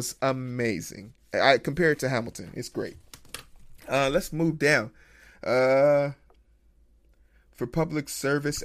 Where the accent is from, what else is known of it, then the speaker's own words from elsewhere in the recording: Nigeria; now in United States; I was born in Nigeria